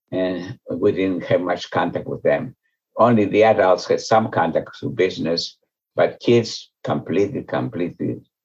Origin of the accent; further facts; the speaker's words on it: Veria, Central Macedonia, Greece; first language Ladino; English is a second language; moved away as an adult; also born or lived in Thessaloniki, Greece / Athens, Greece / Chicago, United States; now in United States; So I was born in Salonika, but I grew up in Veria. Veria is an ancient Jewish community that goes back 2,000 years at least.